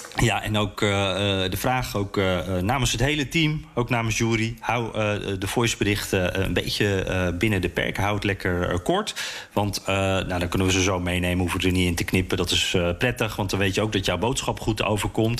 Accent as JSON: {"language": "Dutch", "country": "Netherlands", "moved": "as an adult", "lives_now": "United States", "said": "wij als Nederlanders"}